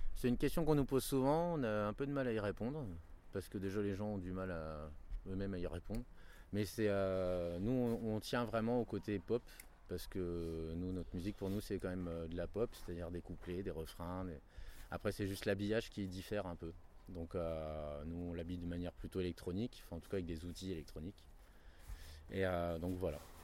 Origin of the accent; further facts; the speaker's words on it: Reims, Grand Est, France; now in Paris, France; J'habite à Paris, mais bon, on vient de Reims, on s'est rencontrés à Reims il y a très très longtemps